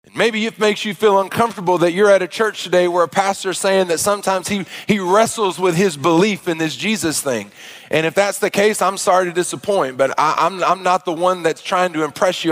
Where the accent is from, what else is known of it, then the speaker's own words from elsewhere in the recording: Arkansas, United States; I grew up in the South in a Baptist church